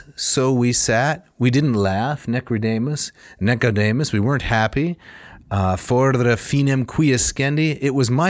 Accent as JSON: {"language": "English", "region": "Michigan", "country": "United States"}